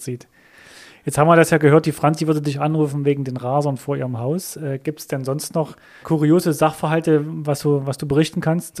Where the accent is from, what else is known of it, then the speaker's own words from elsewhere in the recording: Thuringia, Germany; bei uns in Thüringen, also ich komme aus Thüringen